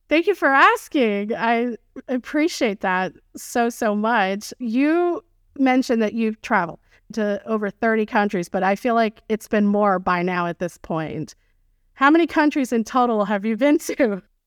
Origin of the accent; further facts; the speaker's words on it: United States; in the U S, we're just so used to being, uh, in our own skin, comfortable